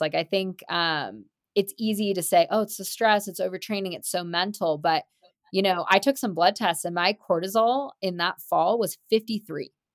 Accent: Marin, California, United States; growing up in Marin, where mountain biking was originally invented in the seventies

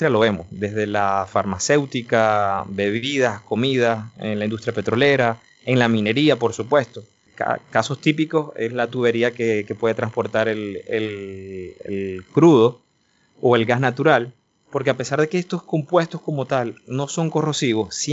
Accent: Maracaibo, Zulia, Venezuela; moved away as an adult; now in Netherlands; yo soy eh, venezolano de Maracaibo

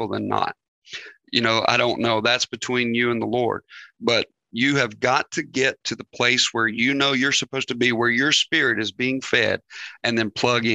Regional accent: Northeast Arkansas, United States; moved away; we were born and raised in Northeast Arkansas

